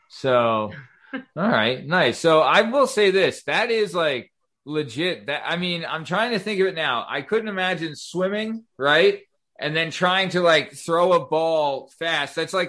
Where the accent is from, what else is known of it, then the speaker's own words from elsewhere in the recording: United States; I'm just an American.